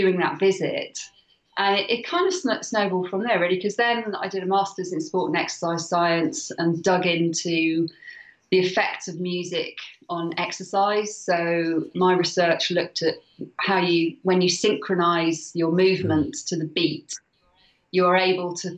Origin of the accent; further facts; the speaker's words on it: Wales, United Kingdom; I'm Welsh. I love Wales.